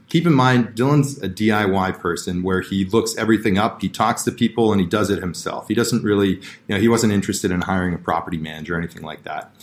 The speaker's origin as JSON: {"language": "English", "town": "Toronto", "region": "Ontario", "country": "Canada", "tie": "born or raised there", "said": "I grew up in Toronto here"}